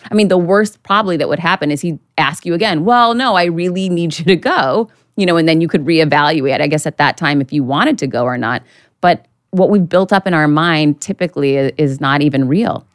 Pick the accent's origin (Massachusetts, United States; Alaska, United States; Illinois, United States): Massachusetts, United States; Worcester; now in Miami Beach, United States; I grew up right outside of Boston in Worcester, Mass.